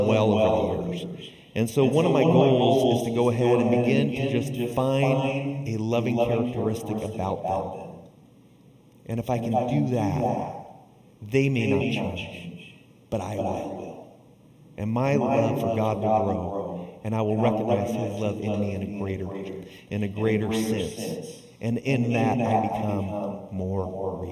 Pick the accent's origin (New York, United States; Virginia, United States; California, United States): California, United States; Southern; growing up in Southern California